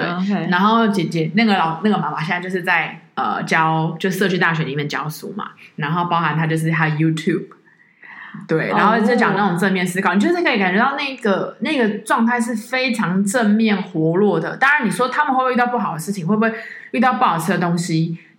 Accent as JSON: {"language": "Chinese", "country": "Taiwan", "said": "就跟我们台湾人在你得到癌症的时候，"}